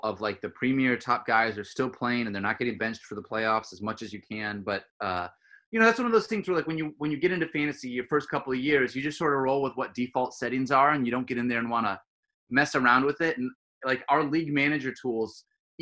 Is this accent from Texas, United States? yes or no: no; Michigan, United States; I grew up in Michigan